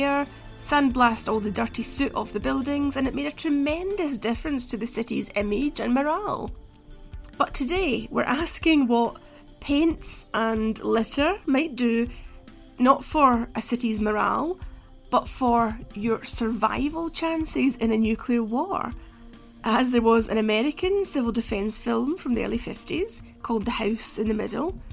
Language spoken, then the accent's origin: English; Glasgow, Scotland, United Kingdom; Glasgow, my hometown, in the 1980s